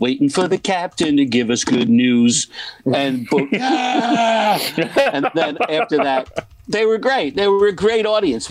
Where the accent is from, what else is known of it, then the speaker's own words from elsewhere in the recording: New York City, New York, United States; also born or lived in Point Pleasant; I'm from Brooklyn, New York